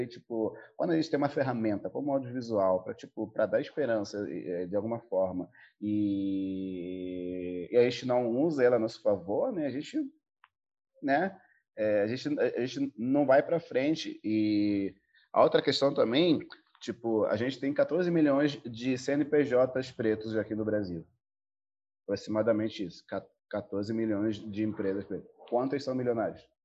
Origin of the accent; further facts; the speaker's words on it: Angola; moved away as an adult; also born or lived in South Africa / Portugal; now in Brazil; eu venho de Angola, eu morei um tempo na África do Sul, eu morei um tempo em Portugal, eu cresci com, com, com uma efervescência cultural muito forte, é, principalmente audiovisual, entendeu? Em Angola